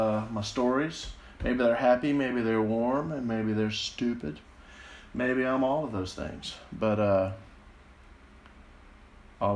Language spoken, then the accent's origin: English; Jackson, Mississippi, United States; I was born here in Mississippi in Jackson